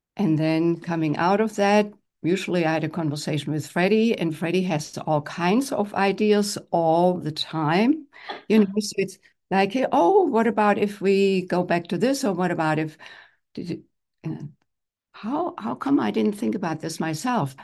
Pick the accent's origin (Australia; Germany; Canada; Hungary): Germany; moved away as an adult; now in United States; grew up in Germany and I'm one of ten children. I'm the only one who is in the United States